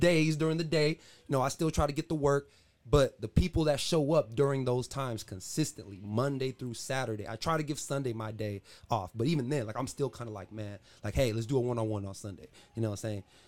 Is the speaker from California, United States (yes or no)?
yes; San Diego, California, United States; also born or lived in Los Angeles, California; I'm from San Diego. I came to Oskaloosa, Iowa to play basketball